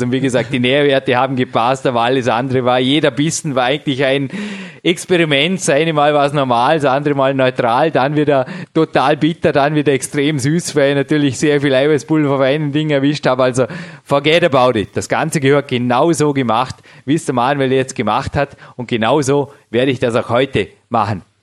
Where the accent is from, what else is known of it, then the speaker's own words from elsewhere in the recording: Austria; als Österreicher